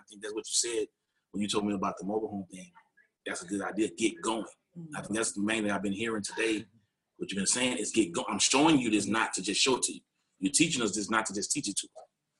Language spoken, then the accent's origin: English; Texas, United States; Yeah, I'm from Texas.